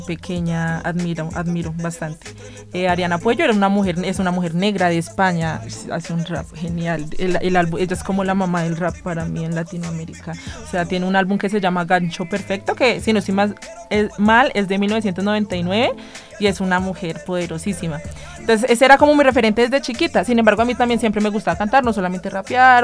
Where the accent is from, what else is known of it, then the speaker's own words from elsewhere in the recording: Bogotá, Bogotá Capital District, Colombia; yo me crié en Usme, en la localidad quinta de Usme, al sur de la ciudad.